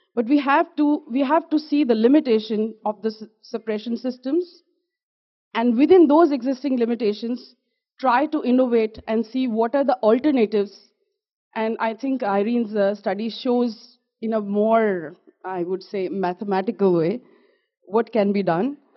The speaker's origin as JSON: {"language": "English", "region": "Jammu and Kashmir", "country": "India", "said": "I am from Jammu and Kashmir in India"}